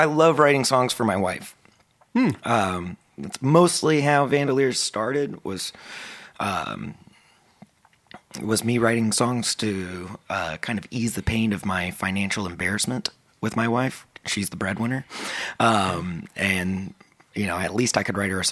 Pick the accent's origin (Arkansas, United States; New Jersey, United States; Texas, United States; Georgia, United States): Texas, United States; Keller; also born or lived in Dallas-Fort Worth; I was born in Keller, Texas, which is now this big suburb, but when I grew up, it was kind of a small town